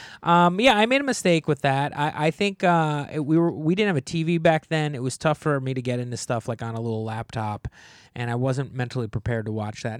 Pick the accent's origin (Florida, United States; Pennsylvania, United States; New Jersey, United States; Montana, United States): New Jersey, United States; I grew up in New Jersey